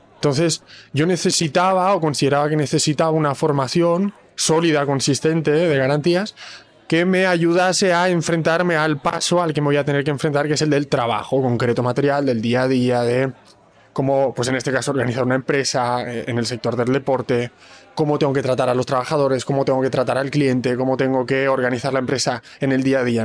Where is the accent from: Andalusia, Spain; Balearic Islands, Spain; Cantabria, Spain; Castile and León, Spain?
Balearic Islands, Spain; Palma; also born or lived in Bologna, Italy; now in Barcelona, Spain; Nací en Palma de Mallorca